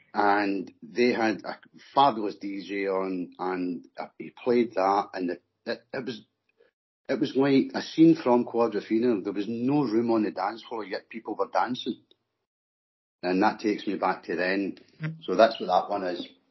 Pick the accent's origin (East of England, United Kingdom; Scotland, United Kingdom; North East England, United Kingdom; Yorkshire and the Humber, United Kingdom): Scotland, United Kingdom; accent: Scottish; It's my Scottish accent.